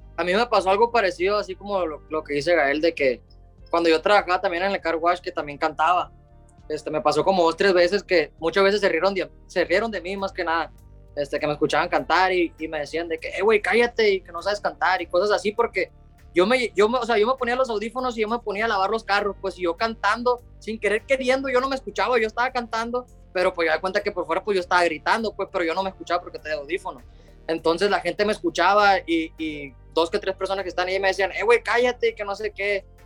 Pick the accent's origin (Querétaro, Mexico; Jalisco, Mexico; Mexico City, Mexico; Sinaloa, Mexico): Sinaloa, Mexico; Los Mochis; donde soy yo, y de México, pues, de acá de Los Mochis, Sinaloa